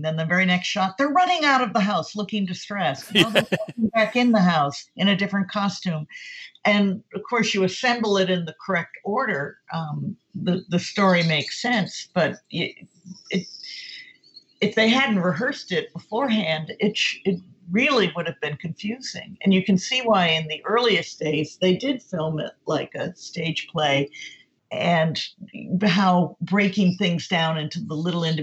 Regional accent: Wisconsin, United States; I'm from Wisconsin

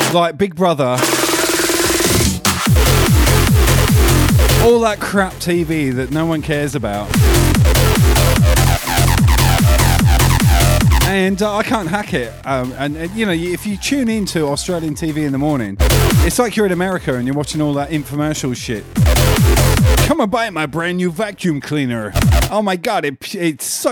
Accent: England, United Kingdom; I come from England

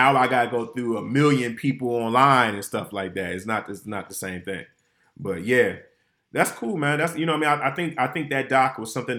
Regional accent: Detroit, Michigan, United States; my hometown

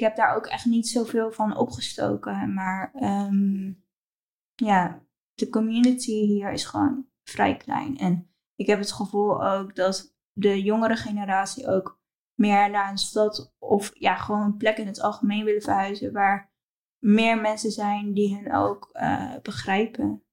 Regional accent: Apeldoorn, Gelderland, Netherlands; moved away as an adult; now in Maastricht, Netherlands; Apeldoorn. Ik ben geboren in Apeldoorn. Ehm, maar momenteel woon ik in Maastricht.

